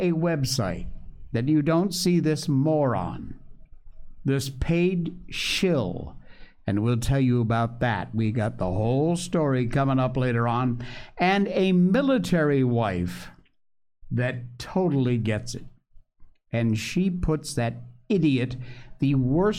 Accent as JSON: {"language": "English", "region": "Connecticut", "country": "United States", "tie": "born or raised there", "moved": "yes", "said": "sort of my hometown in Connecticut"}